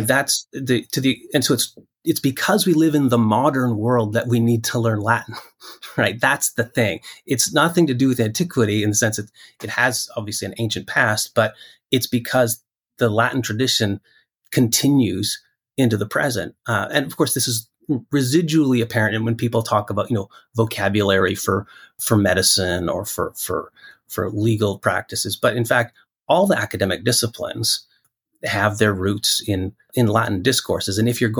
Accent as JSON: {"language": "English", "region": "Western Canada", "country": "Canada", "tie": "born or raised there", "said": "Whereas if you live in a monoglot culture where I grew up in Western Canada, typically you didn't have to, there wasn't that external compulsion."}